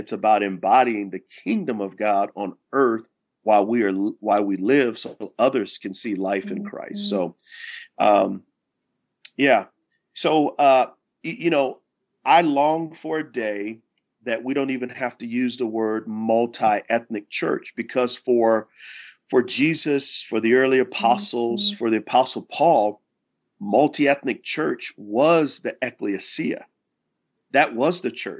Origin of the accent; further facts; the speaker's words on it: San Antonio, Texas, United States; moved away as an adult; now in Charlotte, United States; I was from San Antonio, Texas.